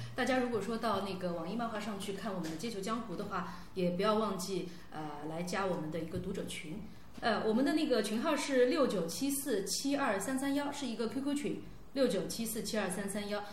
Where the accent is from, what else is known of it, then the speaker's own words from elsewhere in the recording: Pudong, Shanghai, China; 我们是从浦东的市，市井里面长大的孩子